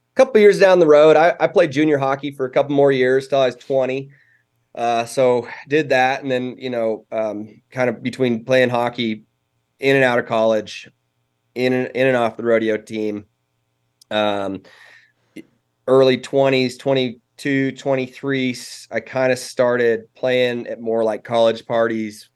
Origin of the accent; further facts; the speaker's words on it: Cody, Wyoming, United States; also born or lived in Casper, Wyoming; I was born in Casper, which is, um, right in the middle of the state, but I moved to Cody before I was one. So, I mean, te-, technically, I'm, I'm from Casper originally, but, um, Cody's where I've spent most of my life